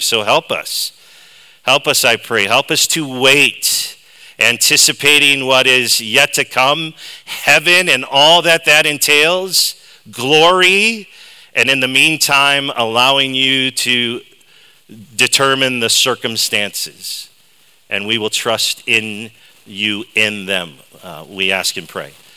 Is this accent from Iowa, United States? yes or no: yes; Dubuque, Iowa, United States; I hail from Dubuque, Iowa